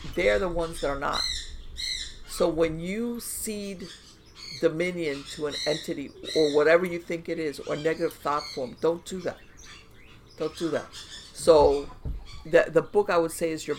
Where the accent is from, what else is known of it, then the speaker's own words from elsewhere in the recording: South Florida, United States; I grew up in South Florida